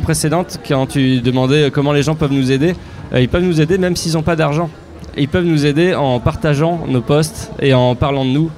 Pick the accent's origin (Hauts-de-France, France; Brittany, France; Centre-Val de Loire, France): Hauts-de-France, France; Picardy; je viens de Picardie